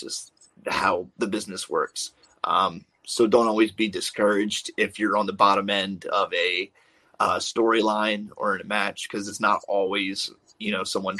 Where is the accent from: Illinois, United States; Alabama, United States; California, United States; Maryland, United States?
Maryland, United States; I'm from Maryland